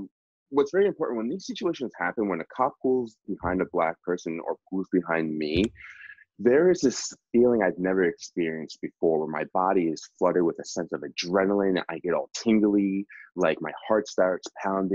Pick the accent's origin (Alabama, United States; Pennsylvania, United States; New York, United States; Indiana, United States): Pennsylvania, United States; outside of Philadelphia; I grew up outside of Philly